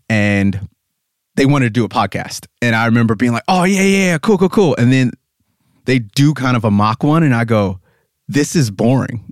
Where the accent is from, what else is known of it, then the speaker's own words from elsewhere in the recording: United States; also born or lived in Pennsylvania; I'm obviously American